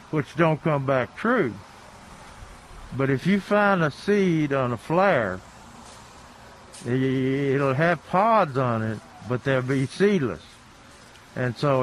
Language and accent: English; Somerville, Tennessee, United States; out of Somerville, Tennessee, from my hometown.